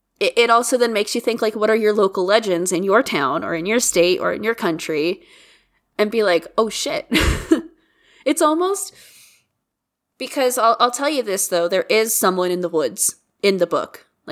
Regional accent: Midwest, United States; moved away; S and I are both from the Midwest. We're not from Ohio, but we're from the Midwest.

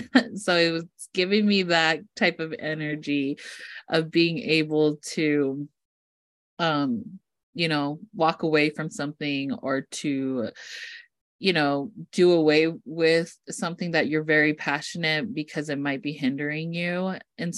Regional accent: East Millcreek, Utah, United States; I grew up in East Mill Creek, Utah, which is a very wealthy part of Salt Lake

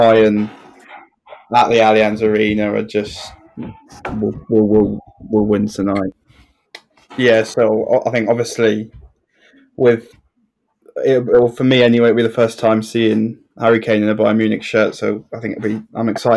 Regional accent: England, United Kingdom

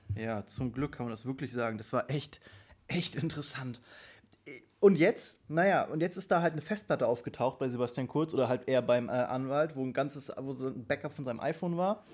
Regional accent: Germany; bei uns in Deutschland

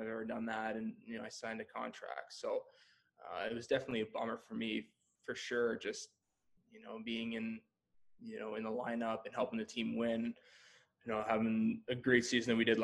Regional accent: Peterborough, Ontario, Canada; also born or lived in Toronto; I grew up in Peterborough.

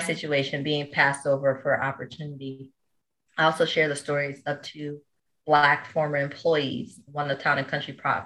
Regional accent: Rochester, New York, United States; also born or lived in New Orleans, Louisiana; now in Brooklyn, United States; originally, I actually grew up in upstate New York, Rochester, New York

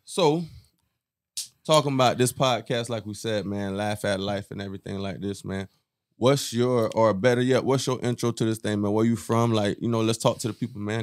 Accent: West Palm Beach, Florida, United States; first language Haitian Creole; English is a second language; born in West Palm, too. Florida boy.

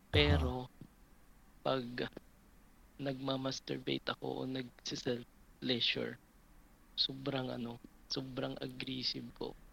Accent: Visayas, Philippines; I'm from Visayas. So, I'm 33 years old.

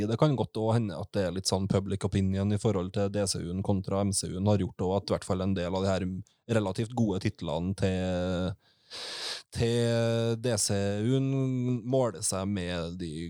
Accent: Trøndelag, Norway

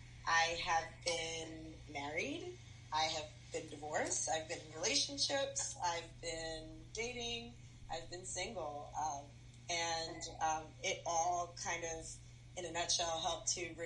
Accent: New York, United States; moved away; So I'm from New York

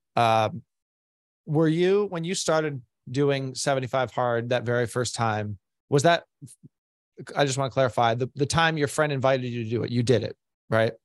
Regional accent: Boston, Massachusetts, United States; moved away as an adult; now in Florida, United States; I'm originally from Boston

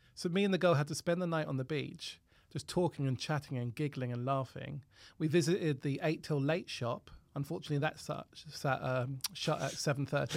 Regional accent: Harrow, London, United Kingdom; also born or lived in Cavan, Ireland; where I grew up at Council Estate in Harrow

